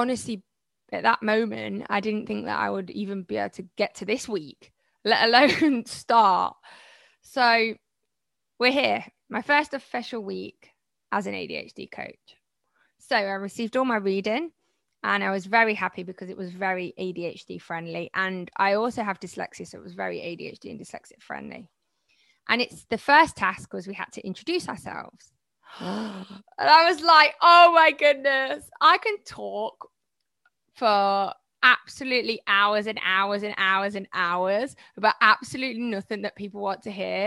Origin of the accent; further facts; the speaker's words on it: Malaysia; I'm from Malaysia.